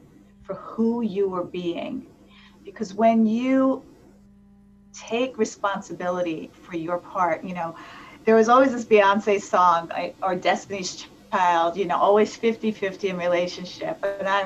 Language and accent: English; East Coast / New York, United States; moved away; I'm from the East Coast originally, so I'm a little bit of that, like, that tough New York exterior